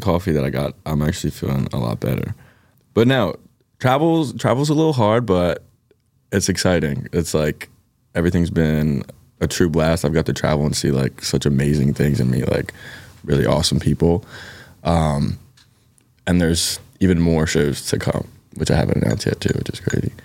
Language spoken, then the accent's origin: English; Philadelphia, Pennsylvania, United States; accent: Philly; my Philly accent's gonna come out, like, really thick